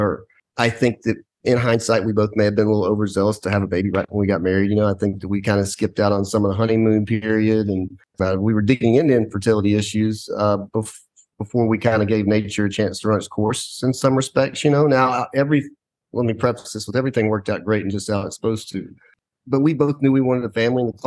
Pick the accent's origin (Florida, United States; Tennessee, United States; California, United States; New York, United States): Tennessee, United States; East; also born or lived in Clemson, South Carolina / Memphis, Tennessee; I currently live in Memphis with my wife and 4 kids. I grew up in East Tennessee